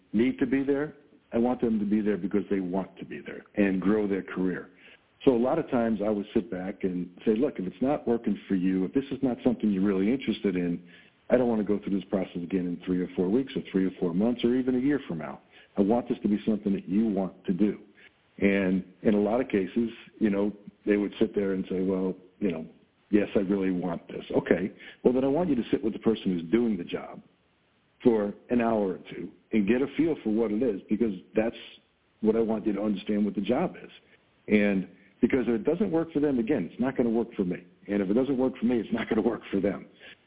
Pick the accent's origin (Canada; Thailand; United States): United States; Long Island, New York; now in Buffalo, United States; I grew up in Long Island